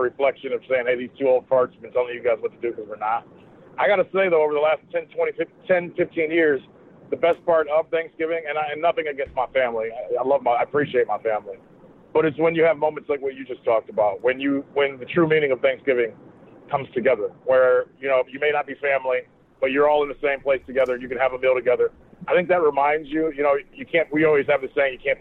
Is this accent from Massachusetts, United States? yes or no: no; Northeast Ohio, United States; I grew up in Northeast Ohio